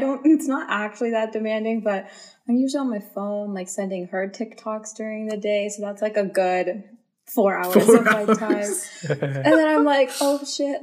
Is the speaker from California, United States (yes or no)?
yes; Bay Area, California, United States; also born or lived in Central Valley, California; I have lived in the Bay Area all my life